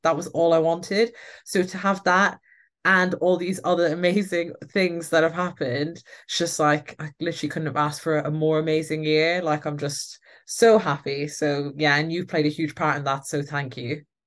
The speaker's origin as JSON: {"language": "English", "country": "Ireland", "moved": "yes", "said": "I am Irish and I have an Irish passport."}